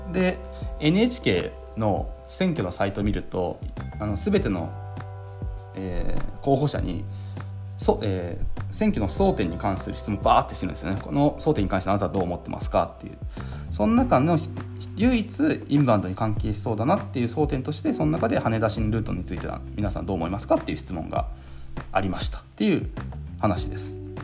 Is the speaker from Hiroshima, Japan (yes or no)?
yes; Hiroshima, Japan; 僕は広島出身なので